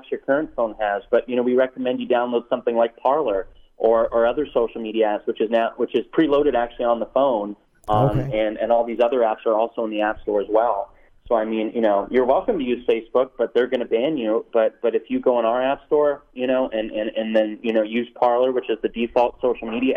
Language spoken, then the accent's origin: English; Silicon Valley, California, United States; I'm from Silicon Valley